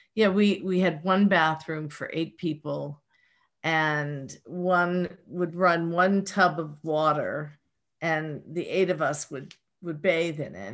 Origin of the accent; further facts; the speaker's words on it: Pittsburgh, Pennsylvania, United States; accent: Pittsburgh; my Pittsburgh accent